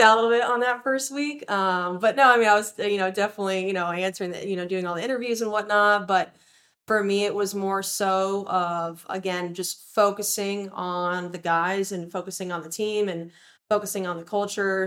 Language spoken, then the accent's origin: English; Central Florida, United States; moved away; growing up in Central Florida